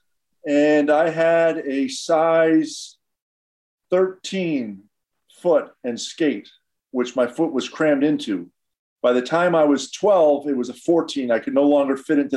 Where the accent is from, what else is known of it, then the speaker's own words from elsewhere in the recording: Montreal, Quebec, Canada; moved away; I grew up in Montreal, Canada, and I could skate at the age of two